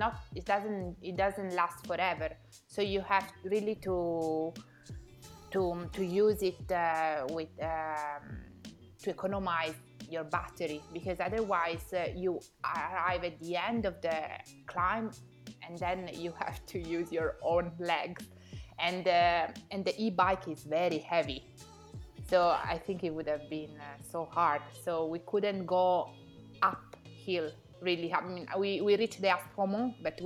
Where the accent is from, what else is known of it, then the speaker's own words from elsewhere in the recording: Piedmont, Italy; I come from Piedmont